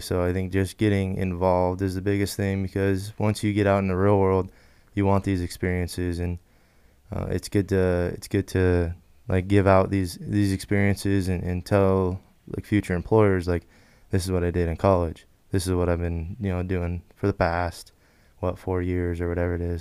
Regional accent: Wallace, Idaho, United States; I am from Wallace, Idaho, small town up north

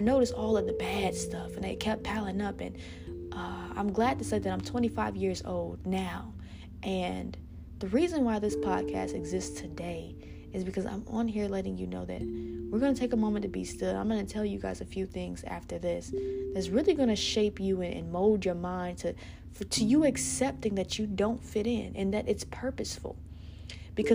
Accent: South Bend, Indiana, United States; I know my hometown so well

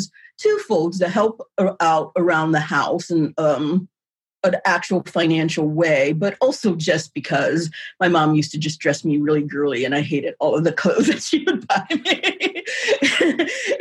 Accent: Warren, Ohio, United States; I was raised in Warren, Ohio

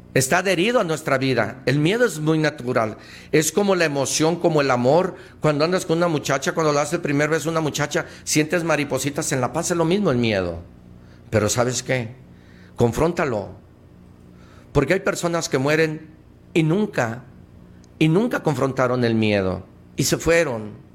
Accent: Mexico

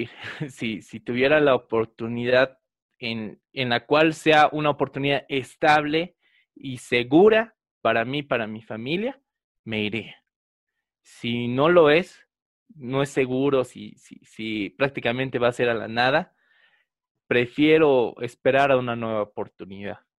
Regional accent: Bolivia; nos hablaban prácticamente de cómo somos los bolivianos

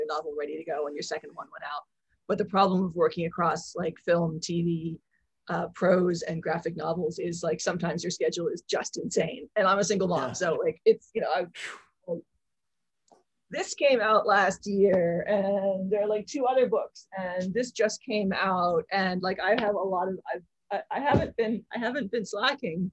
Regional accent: Philadelphia, Pennsylvania, United States; moved away as an adult; also born or lived in Hong Kong / London; I grew up mostly outside Philadelphia

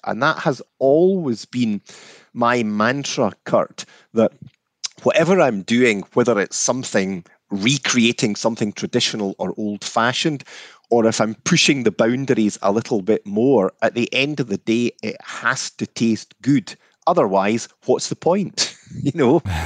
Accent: Scotland, United Kingdom; I grew up in Scotland throughout the sixties and seventies

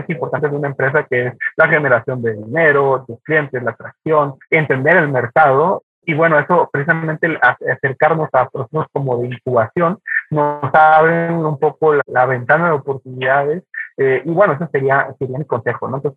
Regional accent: Mexico; a lo mejor tontamente como mexicanos lo hacemos

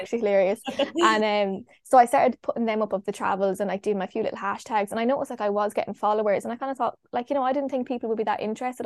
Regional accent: Longford, Leinster, Ireland; moved away; also born or lived in Galway / Kerry; I'm from Longford

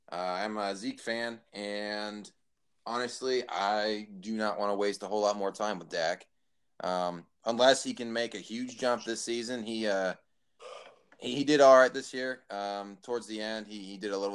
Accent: Dallas, Texas, United States; moved away as an adult; now in Akron, United States; growing up in Dallas, all my friends were Dallas fans

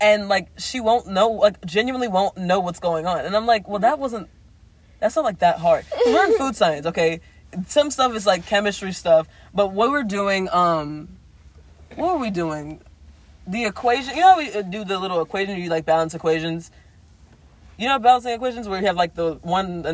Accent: Louisiana, United States; moved away; I was from Louisiana

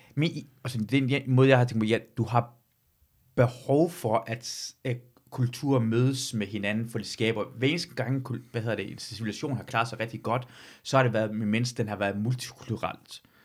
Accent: Iran; now in Denmark; jeg er født og vokset i Iran

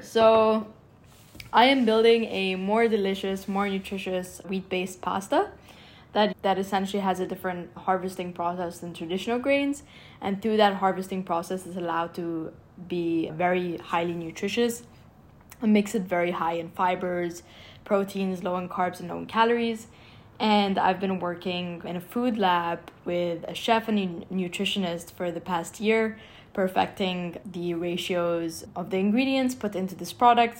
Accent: Cairo, Cairo Governorate, Egypt; moved away as an adult; now in Philadelphia, United States; I grew up in Cairo, Egypt

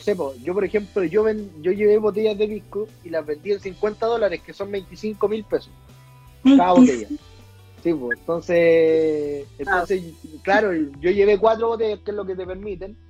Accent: Chile; also born or lived in New Zealand; soy chileno

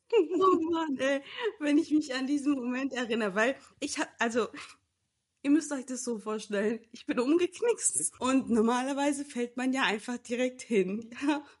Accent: Germany; moved away as an adult; now in Portugal; ich komme aus Deutschland.

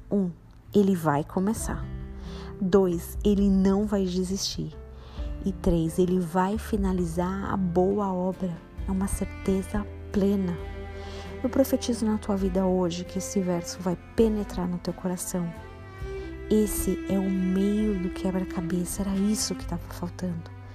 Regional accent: Brazil; eu sou brasileiro

